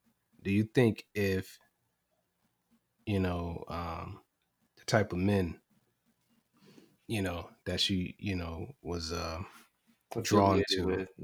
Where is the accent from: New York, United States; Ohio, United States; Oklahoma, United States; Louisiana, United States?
Ohio, United States; Cleveland; also born or lived in Lorain, Ohio; I'm from Cleveland, from Ohio, from, mm-hmm. you know, Lorraine.